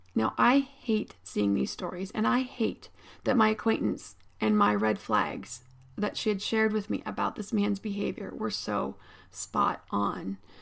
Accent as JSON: {"language": "English", "town": "State College", "region": "Pennsylvania", "country": "United States", "tie": "born or raised there", "said": "I grew up in State College, Pennsylvania."}